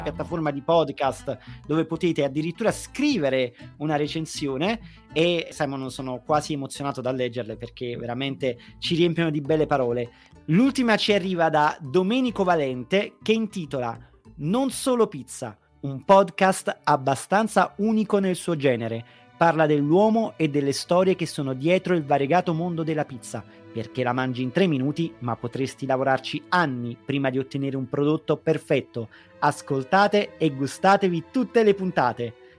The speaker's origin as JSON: {"language": "Italian", "town": "Naples", "region": "Campania", "country": "Italy", "said": "da napoletano"}